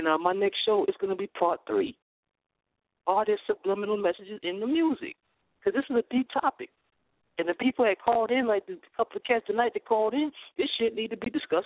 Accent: Brooklyn, New York, United States; I'm from Brooklyn

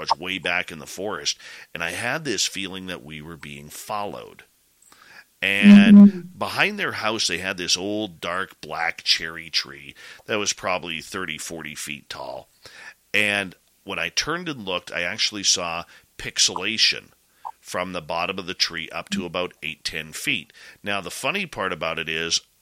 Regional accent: British Columbia, Canada; growing up in British Columbia, the Pacific Northwest

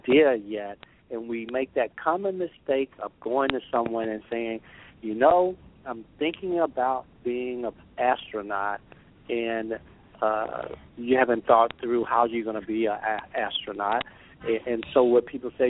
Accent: Gaston, Alabama, United States; I grew up really poor. I grew up in Gaston, Alabama

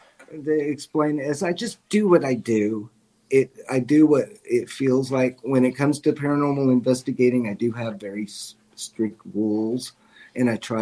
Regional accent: Missouri, United States; I'm from Missouri. Show me, you know, show me, prove it to me that you're here.

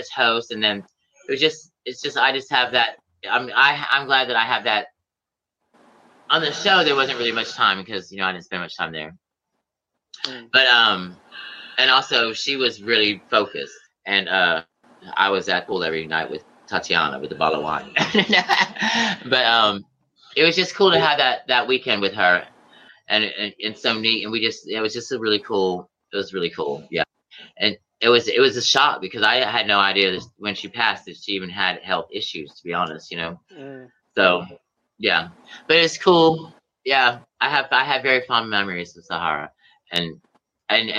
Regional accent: Atlanta, Georgia, United States; I'm from Atlanta

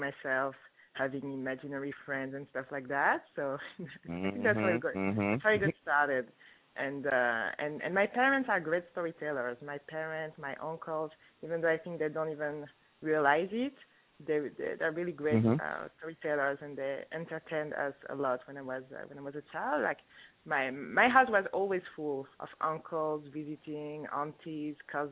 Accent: France; also born or lived in Congo; now in Toronto, Canada; I was born in France, grew up in France, even though I'm from Congo

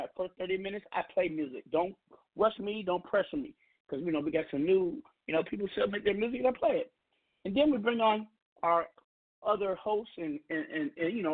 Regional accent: Seattle, Pacific Northwest, United States; I'm from the Northwest, we're the West of the Finesse, you know, Seattle

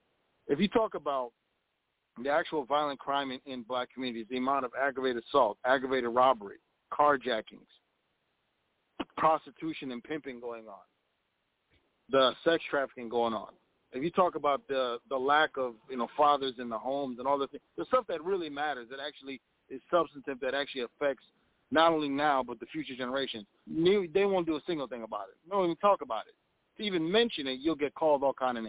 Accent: Minneapolis, Minnesota, United States; I'm from Minnesota, or Minneapolis, to be specific

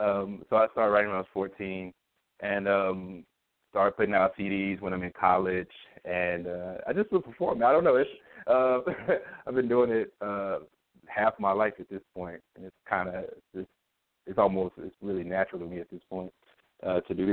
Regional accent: Pine Bluff, Arkansas, United States; moved away as an adult; also born or lived in Georgia / Washington, D.C.; now in Philadelphia, United States; I'm originally from Pine Bluff, Arkansas. I was born and raised there.

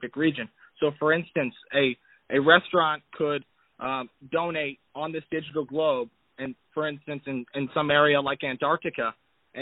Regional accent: Davenport, Florida, United States; I am from Davenport, Florida, in the United States

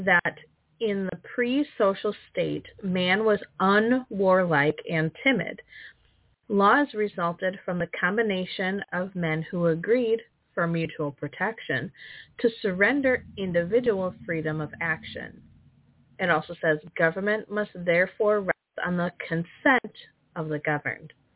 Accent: Wisconsin, United States; I'm from Wisconsin. We've had like minus 56 with wind chill

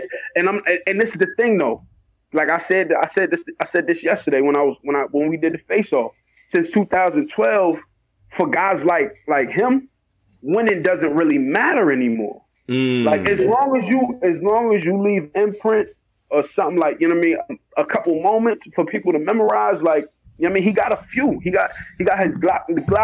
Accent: New York, United States; I'm from New York

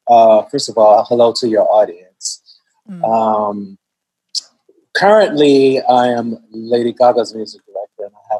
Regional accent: Chicago, Illinois, United States; moved away as an adult; also born or lived in Washington, D.C. / Brooklyn; I grew up on the South Side of Chicago

